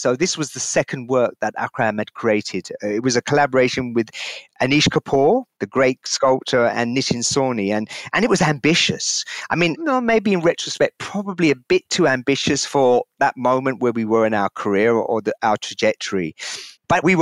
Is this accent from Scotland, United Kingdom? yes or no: no; London, United Kingdom; my early years of growing up in London